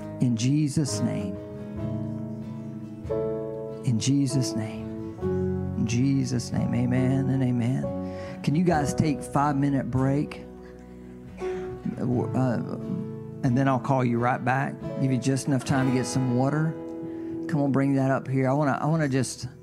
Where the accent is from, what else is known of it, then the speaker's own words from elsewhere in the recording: the South, United States; accent: southern drawl; From the South, aren't you? Yes.